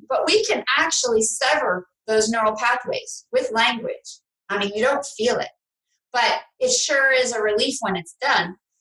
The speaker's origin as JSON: {"language": "English", "town": "New York City", "region": "New York", "country": "United States", "moved": "as an adult", "lives_now": "Palm Beach, United States", "said": "I'm from New York City."}